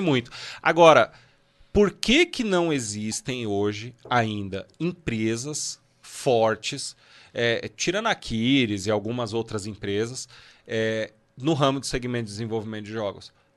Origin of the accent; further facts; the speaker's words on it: Guarulhos, São Paulo, Brazil; eu nasci em Guarulhos